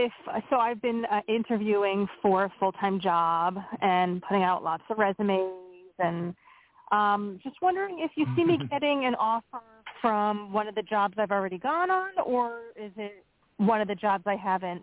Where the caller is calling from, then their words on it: Pennsylvania, United States; from Pennsylvania.